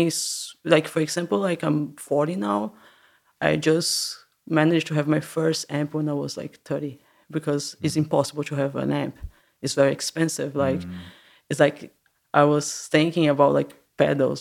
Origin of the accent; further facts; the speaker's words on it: Santos, São Paulo, Brazil; moved away as an adult; now in Berlin, Germany; I was born in Santos. That is really it's like a uh, by the coast, an hour away from São Paulo.